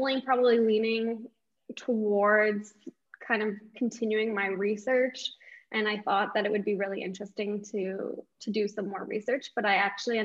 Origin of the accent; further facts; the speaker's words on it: St. Catharines, Ontario, Canada; I was born and raised in St. Catharines.